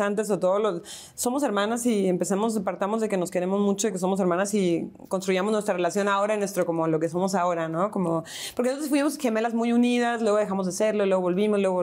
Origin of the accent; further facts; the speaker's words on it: Tijuana, Baja California, Mexico; moved away as an adult; also born or lived in San Diego, United States / Mexico City, Mexico; now in Buenos Aires, Argentina; cuando nos regresamos a vivir a Tijuana